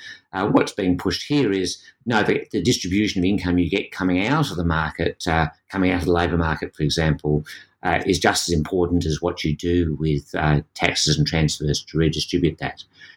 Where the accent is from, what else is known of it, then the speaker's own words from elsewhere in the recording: Australia; being an Australian gives you a different perspective. Australia has the highest minimum wage in the world in real terms, and yet our labour market in most respects looks very like the US